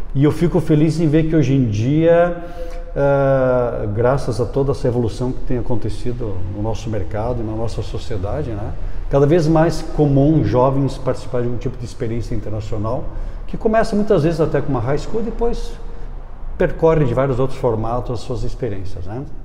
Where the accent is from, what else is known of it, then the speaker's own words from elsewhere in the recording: Brazil; also born or lived in Ohio, United States; eu sou do Brasil.